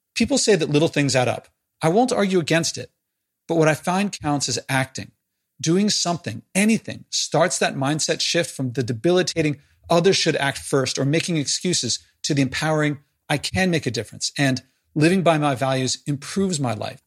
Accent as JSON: {"language": "English", "town": "Philadelphia", "region": "Pennsylvania", "country": "United States", "said": "I'm from Philly"}